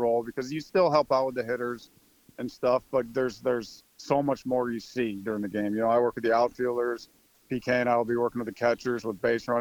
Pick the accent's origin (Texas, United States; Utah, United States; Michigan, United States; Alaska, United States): Michigan, United States; moved away as an adult; I'm from Michigan